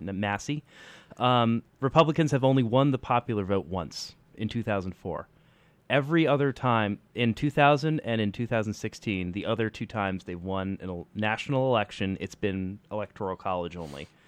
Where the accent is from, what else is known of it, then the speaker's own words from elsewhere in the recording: United States; as an American